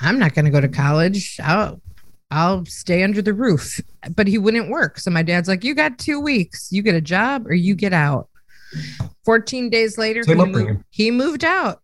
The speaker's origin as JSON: {"language": "English", "town": "Chicago", "region": "Illinois", "country": "United States", "tie": "born or raised there", "said": "I grew up in Chicago, Italian."}